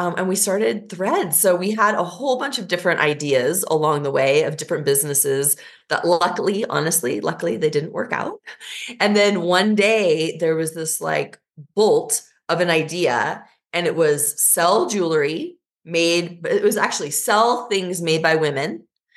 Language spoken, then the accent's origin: English; Lincoln, Nebraska, United States; also born or lived in Versailles, France; I was born in Versailles, France, and then moved to Lincoln, Nebraska